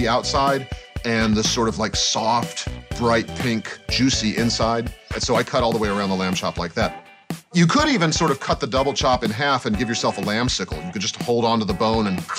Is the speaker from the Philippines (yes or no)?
no; United States; I'm an American man